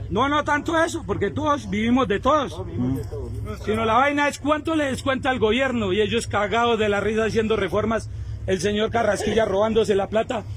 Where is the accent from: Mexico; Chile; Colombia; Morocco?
Colombia; Nosotros como colombianos